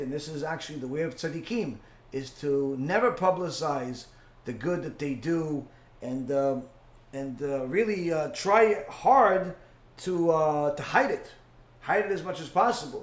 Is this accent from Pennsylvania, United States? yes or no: no; New York, United States; moved away; I grew up in New York. I was there for most of my life.